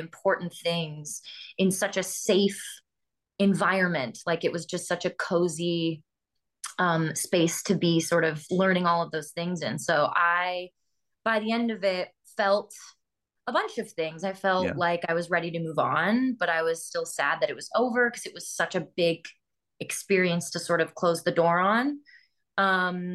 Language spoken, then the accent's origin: English; Massachusetts, United States; moved away; also born or lived in New York; I grew up in Massachusetts